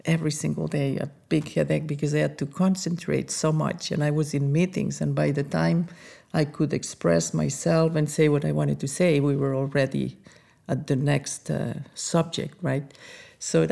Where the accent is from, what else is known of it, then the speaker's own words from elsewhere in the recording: Andorra; moved away as an adult; also born or lived in France; now in United States; I am from a very small country called Andorra